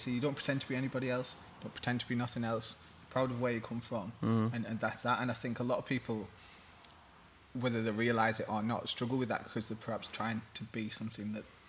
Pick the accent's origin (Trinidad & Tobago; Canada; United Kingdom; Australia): United Kingdom; Middlesbrough, North East England; oh, fucking hell, I'm from Middlesbrough